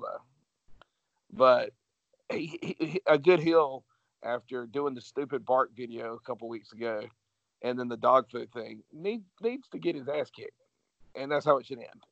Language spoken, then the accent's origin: English; Georgia, United States; I'm from Georgia